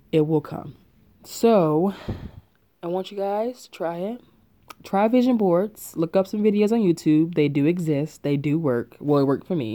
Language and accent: English; Chattanooga, Tennessee, United States; moved away as an adult; now in Atlanta, United States; I'm from Chattanooga, Tennessee.